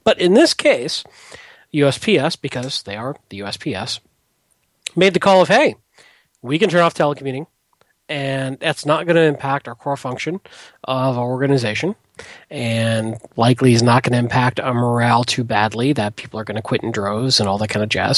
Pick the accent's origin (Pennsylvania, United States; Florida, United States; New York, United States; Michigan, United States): Michigan, United States; Detroit; moved away; I grew up in Detroit, and you know my dad worked for the auto companies, and you know union is everything up there